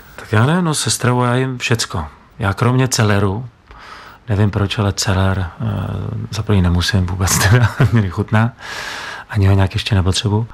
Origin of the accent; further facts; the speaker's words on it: Bohemia, Czechia; jsem z Čech